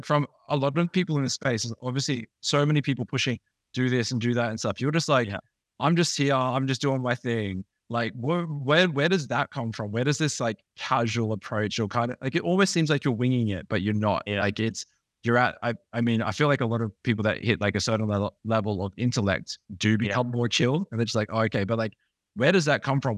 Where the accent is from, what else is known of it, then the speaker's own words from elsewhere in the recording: Australia; I'm from Australia